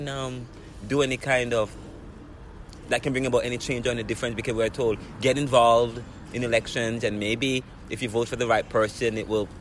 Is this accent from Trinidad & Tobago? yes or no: no; Jamaica; moved away as an adult; now in Philadelphia, United States; I'm from Jamaica, but I've been living here in Philadelphia for about 9 years, but in the U.S. for 12.